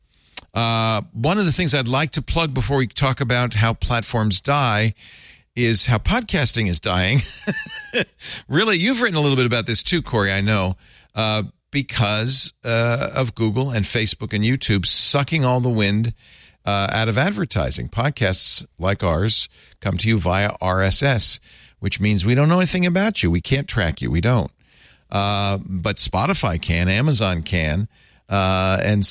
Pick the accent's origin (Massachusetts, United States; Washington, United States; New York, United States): New York, United States; I grew up in New York